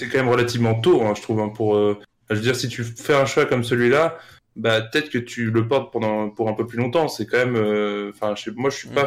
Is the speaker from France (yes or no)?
yes; France; en tant que Français